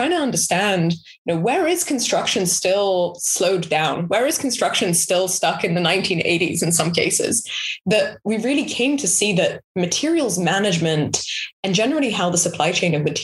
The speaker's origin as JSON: {"language": "English", "country": "Israel", "tie": "born or raised there", "also_born_or_lived": "London", "moved": "yes", "lives_now": "United States", "said": "I grew up in Israel, and then I moved to London, and then I moved to the US"}